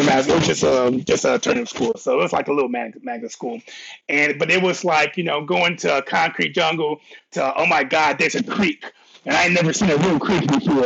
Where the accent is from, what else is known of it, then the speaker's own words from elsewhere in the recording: Cleveland, Ohio, United States; also born or lived in Columbus, Ohio; I'm from Cleveland. I'm from Cleveland. Moved to Columbus when I was like 11, fifth grade.